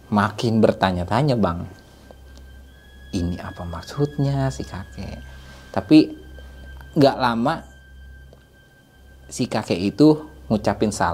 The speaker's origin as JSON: {"language": "Indonesian", "town": "Bekasi", "region": "West Java", "country": "Indonesia", "said": "dalam hati gue karena gue dari Bekasi ya bang ini berasa kayak ke, kayak di Bekasi"}